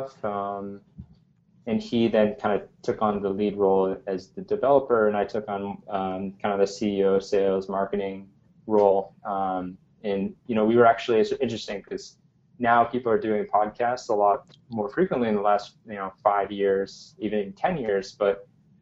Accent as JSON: {"language": "English", "town": "New Haven", "region": "Connecticut", "country": "United States", "tie": "born or raised there", "moved": "yes", "lives_now": "New York City, United States", "said": "I grew up in New Haven, Connecticut, around and actually on the campus of Yale University"}